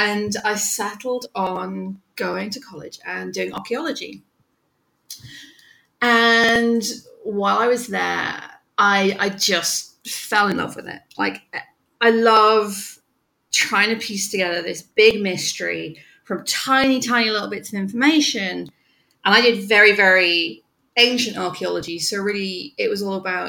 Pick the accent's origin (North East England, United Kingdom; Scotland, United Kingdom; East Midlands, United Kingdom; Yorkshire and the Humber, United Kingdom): North East England, United Kingdom; moved away as an adult; now in New York, United States; I am from the northeast of England, right under the Scottish border, really. So I'm a country girl